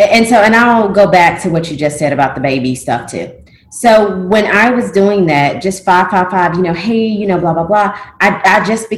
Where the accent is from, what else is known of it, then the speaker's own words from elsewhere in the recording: the South, United States; It's French, and I'm from the South, so – I don't know.